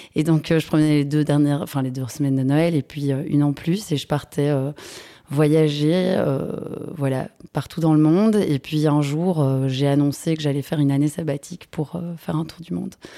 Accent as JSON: {"language": "French", "town": "Brussels", "region": "Brussels-Capital Region", "country": "Belgium", "tie": "born or raised there", "said": "je suis bruxelloise, j'ai grandi dans les alentours de Bruxelles"}